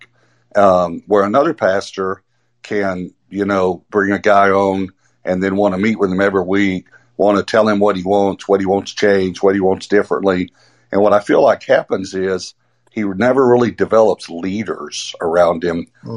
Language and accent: English; East Texas, United States; I grew up in East Texas, so everyone in Arkansas will understand this. The crick is what we called it